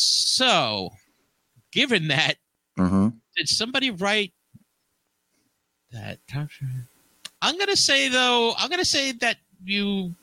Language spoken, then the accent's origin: English; Hackensack, New Jersey, United States; singing about my hometown of Hackensack.